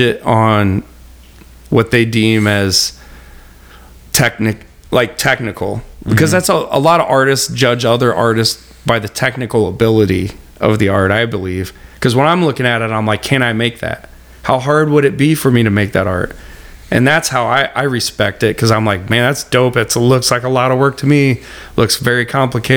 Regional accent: Litchfield, Illinois, United States; I'm from Litchfield.

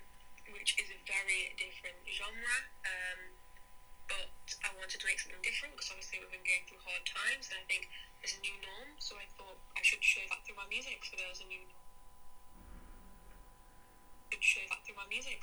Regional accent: Derbyshire, East Midlands, United Kingdom; I am a musician from Derbyshire.

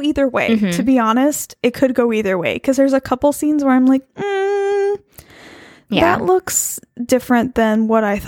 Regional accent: near La Mesa, California, United States; born or raised there

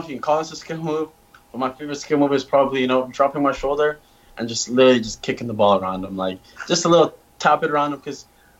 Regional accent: Canada; now in United States; And, you know, being a Canadian here, it's not that big of a difference.

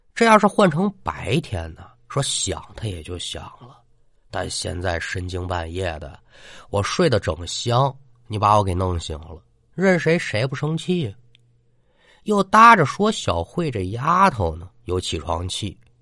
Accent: China; 也做了三十多年中国人了

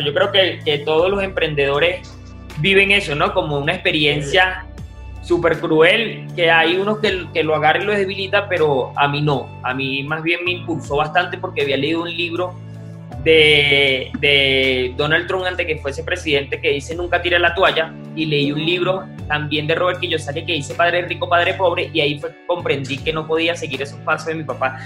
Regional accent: Guarenas, Miranda, Venezuela; moved away as an adult; now in Bogotá, Colombia; En Venezuela vivía en Las Clavellinas, o sea, en Guarena, en un sector urbano bastante complejo.

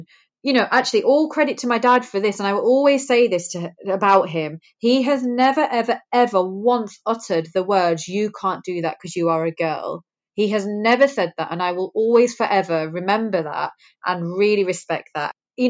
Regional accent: England, United Kingdom; born there; it kind of made me feel really lucky that I was born in England, because I think that there are some brilliant movements that we've had for women in this country.

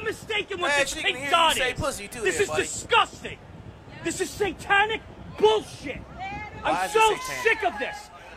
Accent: Philadelphia, Pennsylvania, United States; I'm from Philly

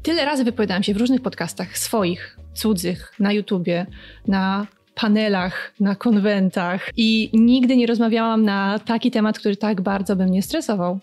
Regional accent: Poland; jak większość polskich dzieci, po prostu urodziłam się w takim miejscu na mapie

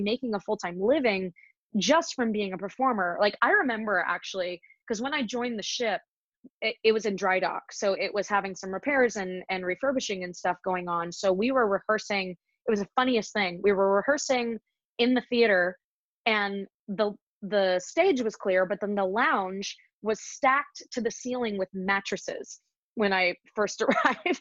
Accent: Visalia, California, United States; also born or lived in Ventura, California; where I grew up and where I'm where I'm really from, I suppose, is a little town in Central California called Visalia

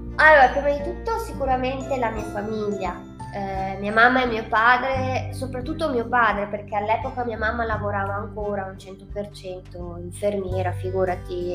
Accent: Trentino-Alto Adige, Italy; non è solo tutte e due dall'Alto Adige

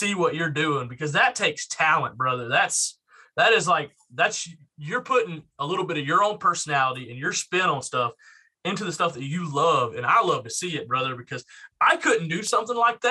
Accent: Georgia, United States; I'm being from Georgia

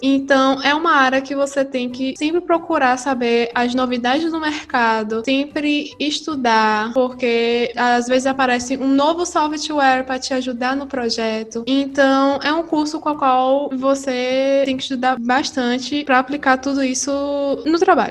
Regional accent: Salvador, Bahia, Brazil; moved away as an adult; now in Portugal; eu sou natural de Salvador, Bahia

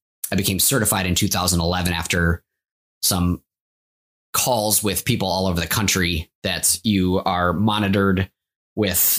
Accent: Champlin, Minnesota, United States; also born or lived in Maple Grove, Minnesota; I was actually born and raised in Champlin, Minnesota

